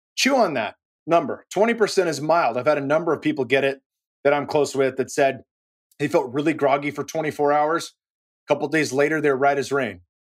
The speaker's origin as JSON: {"language": "English", "area": "Silicon Valley", "region": "California", "country": "United States", "tie": "born or raised there", "moved": "yes", "lives_now": "Austin, United States", "said": "I'm born and raised in the Silicon Valley"}